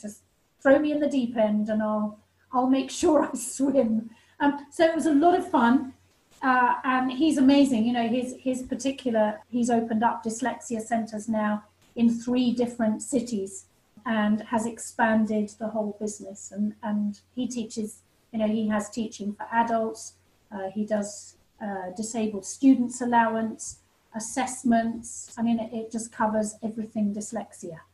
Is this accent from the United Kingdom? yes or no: yes; England, United Kingdom; I came back to England